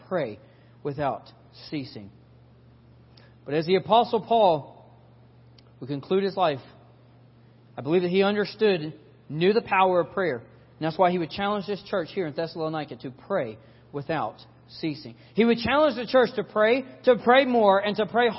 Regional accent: South Carolina, United States; We're from South Carolina

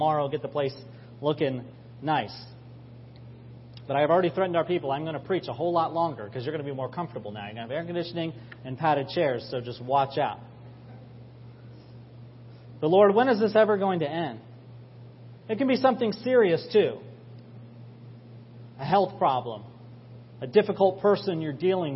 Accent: Maryland, United States; also born or lived in Florida; I grew up here in Maryland

